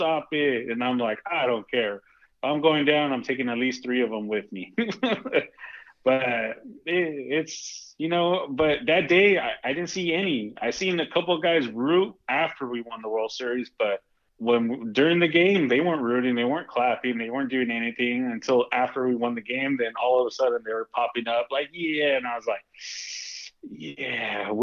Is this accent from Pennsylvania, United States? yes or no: no; Spring, Texas, United States; also born or lived in Houston, Texas; now in California, United States; My home is still Spring, Texas. It's still good old Spring, Texas